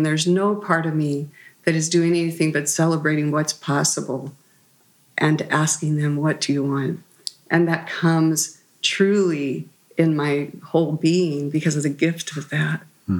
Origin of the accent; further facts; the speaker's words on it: Oklahoma, United States; born there; Our family had been there since the Sooner times, but I lived in many places. We moved frequently. I was born there in Oklahoma.